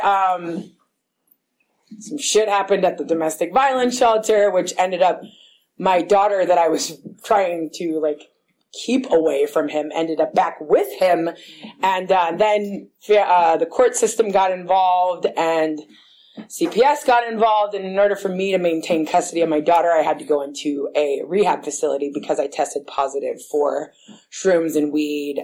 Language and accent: English; Berkeley, California, United States; I grew up in Berkeley